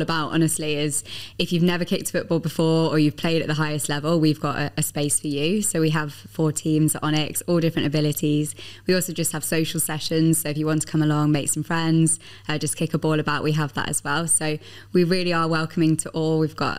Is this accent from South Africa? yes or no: no; England, United Kingdom; And obviously I'm English, so I was very pleased that the Lionesses won the Euros last 100%. Summer.